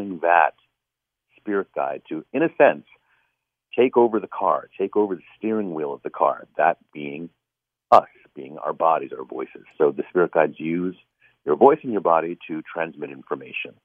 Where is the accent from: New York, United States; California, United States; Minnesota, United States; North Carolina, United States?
New York, United States; New York City; My parents came from India, and I was born in Harlem in the Bronx in New York City